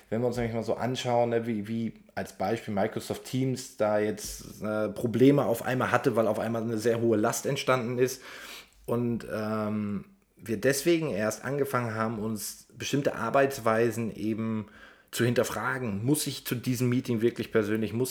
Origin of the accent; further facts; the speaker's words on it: Germany; born there; ich bin gebürtiger äh, Deutscher und äh, eben auch ziemlich aus der Mitte von Deutschland, deswegen hört man sehr wenig Dialekt.